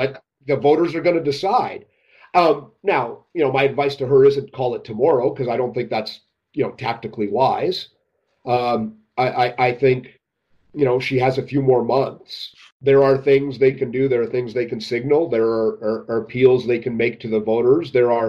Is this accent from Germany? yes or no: no; Alberta, Canada; You know, I'm from Alberta. We ride horses, not unicorns.